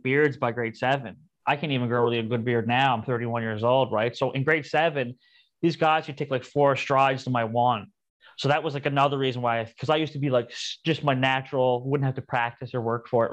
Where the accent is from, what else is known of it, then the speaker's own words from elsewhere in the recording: Cape Breton, Nova Scotia, Canada; now in Vancouver, Canada; I'm from Cape Breton, Nova Scotia